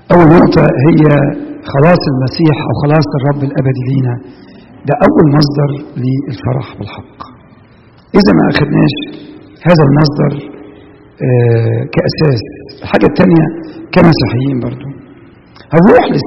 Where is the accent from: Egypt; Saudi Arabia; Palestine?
Egypt; moved away; احنا بلادنا في مصر